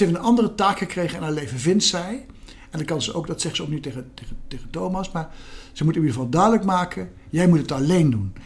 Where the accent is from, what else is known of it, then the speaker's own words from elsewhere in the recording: Gelderland, Netherlands; een column voor de krant op mijn geboortestreek, de Gelderlander